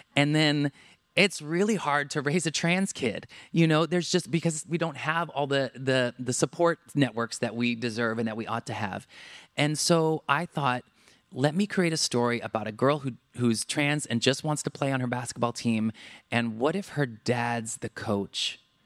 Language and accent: English; Southern California, United States; also born or lived in Santa Cruz, California / New York; I grew up in Southern California